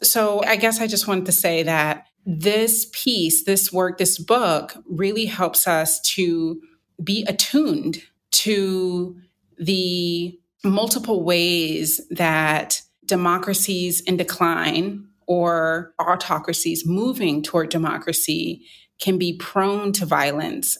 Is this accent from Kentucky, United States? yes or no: no; North Carolina, United States; I'm from North Carolina